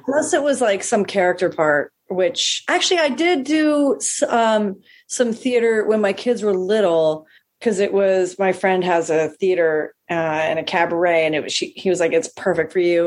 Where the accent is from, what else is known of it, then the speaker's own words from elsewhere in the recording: Stowe, Vermont, United States; now in Newport, Rhode Island, United States; I grew up in Vermont